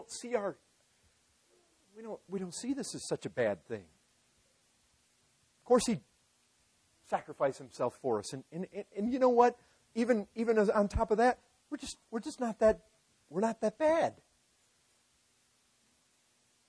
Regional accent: United States; growing up in America

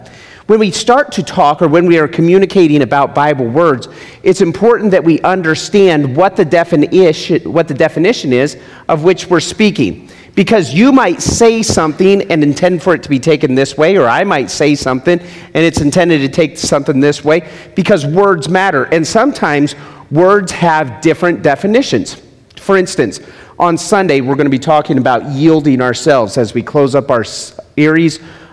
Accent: Las Vegas, Nevada, United States; I'm from Las Vegas. There's no streams. We live beside a drainage ditch.

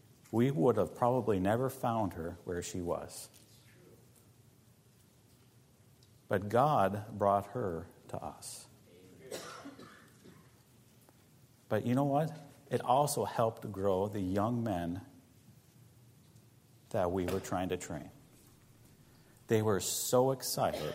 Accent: United States; moved away; As an American

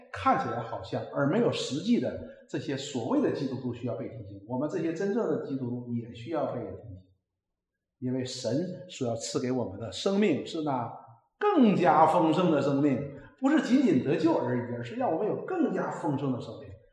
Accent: China; 我们中国人

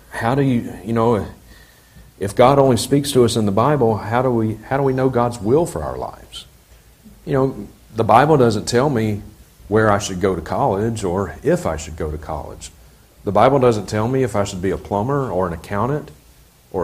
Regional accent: Mississippi, United States; now in Montana, United States; I grew up in Mississippi. I live in Montana now.

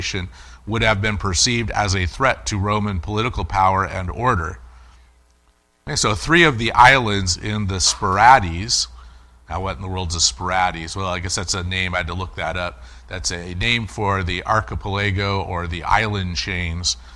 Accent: United States; as American Christians

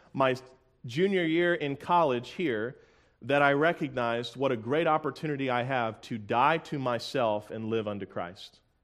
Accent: Tampa, Florida, United States; I'm from Tampa, Florida

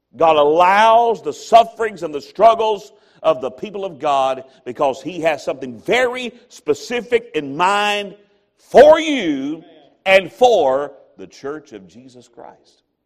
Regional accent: American South, United States; I'm an American or I'm Southern

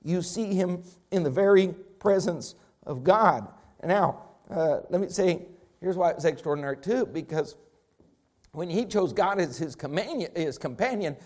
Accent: Texas, United States; I'm Texan in my DNA

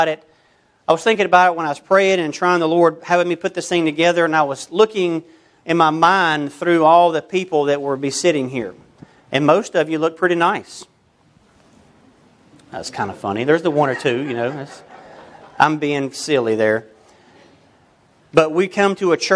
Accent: United States; I'm American

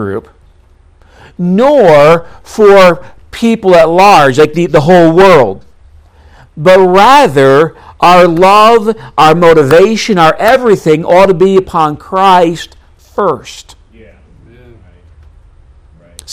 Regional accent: New York, United States; moved away as an adult; also born or lived in North Dakota; I grew up in New York State, went to the University of North Dakota

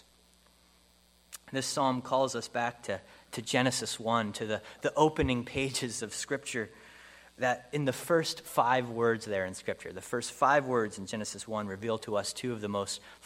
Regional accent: Pennsylvania, United States; moved away; I grew up in Pennsylvania

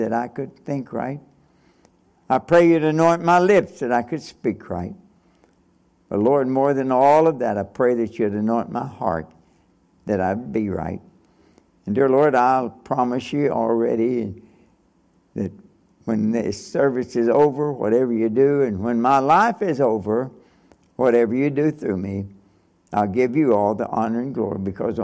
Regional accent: Nortonville, Kentucky, United States; when I was a boy growing up in Kentucky

